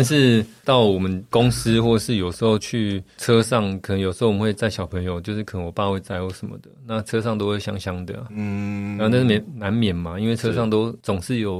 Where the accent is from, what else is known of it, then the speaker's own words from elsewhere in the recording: Taipei, Taiwan; 就在大道城啊，以前的公司就在我家楼下。